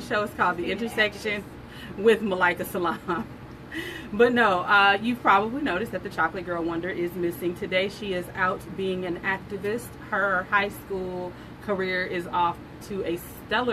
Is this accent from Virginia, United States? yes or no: no; Southern California, United States; I grew up in Southern California during the gangsta rap